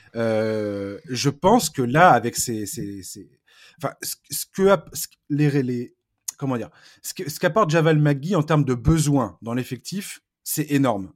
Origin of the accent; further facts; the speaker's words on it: France; je vais parler français parce que je suis français